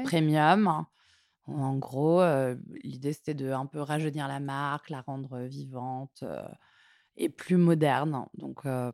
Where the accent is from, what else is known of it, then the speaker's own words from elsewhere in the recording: Martignas-sur-Jalles, Nouvelle-Aquitaine, France; moved away as an adult; also born or lived in Toulouse; now in Paris, France; Je suis née à Toulouse et j'ai grandi euh, à côté de Bordeaux, à Martignas-sur-Jalles